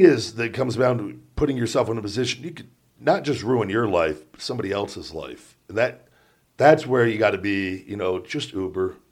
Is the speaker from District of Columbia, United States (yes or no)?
no; Las Vegas, Nevada, United States; growing up in Vegas